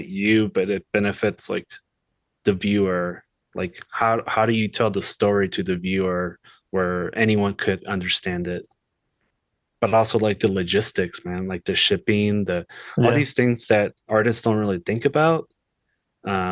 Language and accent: English; Los Angeles, California, United States; moved away as an adult; also born or lived in Kansas City; I'm originally from Los Angeles, so I'm a California boy my whole life. You know, LA's big. It's changed so much since growing up there